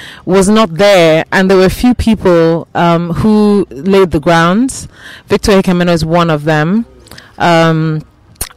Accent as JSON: {"language": "English", "country": "Nigeria", "said": "as Nigerian collectors and Nigerian upholders of the culture"}